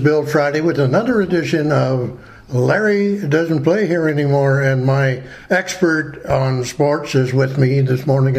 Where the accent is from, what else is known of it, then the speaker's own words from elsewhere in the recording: Ottawa, Ontario, Canada; In my hometown, by the way. In my hometown.